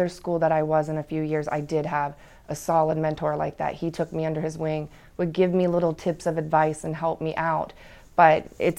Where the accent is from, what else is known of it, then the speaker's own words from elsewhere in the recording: Hartville, Ohio, United States; I grew up in Hartville, which is a very small used to be Amish town.